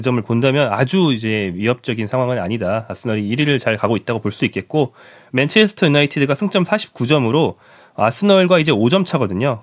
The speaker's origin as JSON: {"language": "Korean", "country": "South Korea", "said": "제가 한국인이라서"}